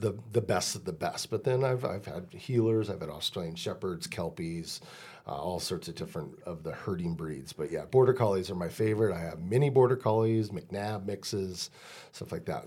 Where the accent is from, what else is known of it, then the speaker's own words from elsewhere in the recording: Deschutes County, Central Oregon, United States; I'm twenty miles away and this is my hometown fair